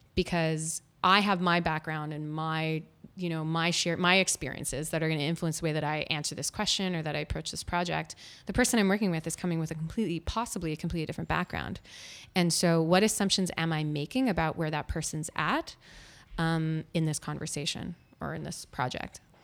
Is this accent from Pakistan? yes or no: no; Winnipeg, Manitoba, Canada; moved away as an adult; also born or lived in Ottawa; I grew up in Winnipeg, Manitoba, and I'm very proud